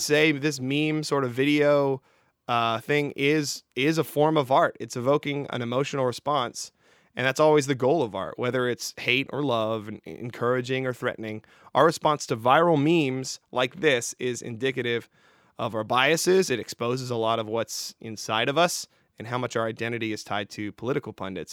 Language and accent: English; Canada; moved away; my home country of Canada